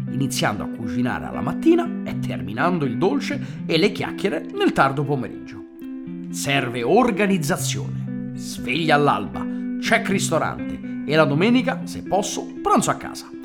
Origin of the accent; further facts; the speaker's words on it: San Francisco, California, United States; born there; basta sentirmi parlare per capire che sono nato a San Francisco, of course. Can't you hear it? Anche se tutti pensano che io sia venuto al mondo nel cuore della romanità, in realtà sono nato sull'Oceano Pacifico.